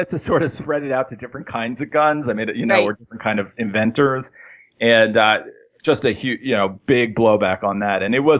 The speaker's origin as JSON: {"language": "English", "region": "New York", "country": "United States", "tie": "born or raised there", "said": "I grew up in New York, grew up around guns."}